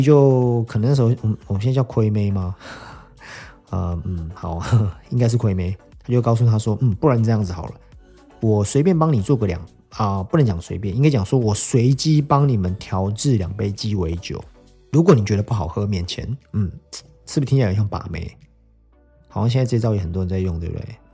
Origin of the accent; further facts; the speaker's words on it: Taiwan; 我们台湾人常常讲这种美式教育嘛